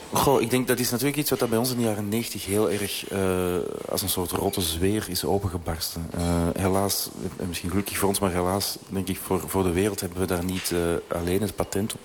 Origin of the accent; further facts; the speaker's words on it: Belgium; we in België